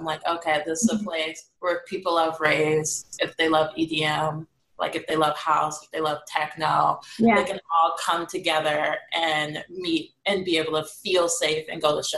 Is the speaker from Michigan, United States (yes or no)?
yes; Detroit, Michigan, United States; moved away as an adult; now in Chicago, United States; I currently reside in Chicago, but I'm from Detroit and I'm a Detroiter